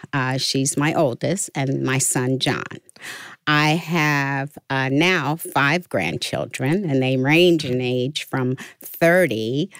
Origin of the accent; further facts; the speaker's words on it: Pittsburgh, Pennsylvania, United States; moved away as an adult; also born or lived in Knoxville; now in Florida, United States; I'm from the Hill District of Pittsburgh.